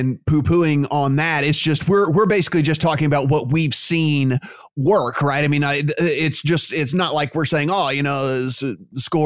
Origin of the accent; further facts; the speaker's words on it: Louisiana, United States; my state, my home state, Louisiana